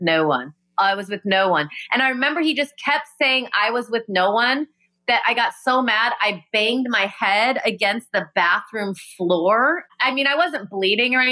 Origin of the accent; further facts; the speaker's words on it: Rockford, Illinois, United States; I grew up in Rockford, Illinois